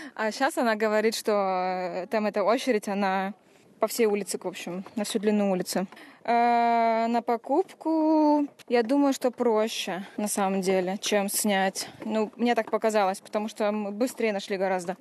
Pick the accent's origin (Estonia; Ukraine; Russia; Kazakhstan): Estonia; moved away as an adult; now in Berlin, Germany; я из Эстонии. Я живу в Берлине, и я переехала туда лет 7 назад